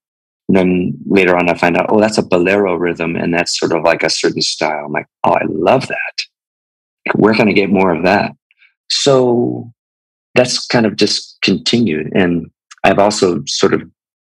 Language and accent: English; Southern Arizona, United States; we're from Southern Arizona